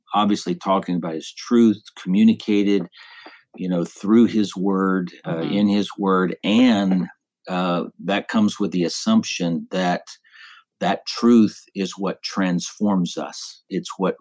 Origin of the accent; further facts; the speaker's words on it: Texas, United States; also born or lived in Alabama; I was born and raised in Texas